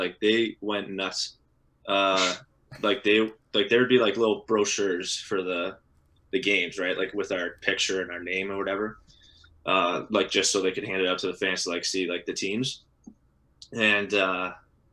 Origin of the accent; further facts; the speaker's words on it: Canada; we're from Canada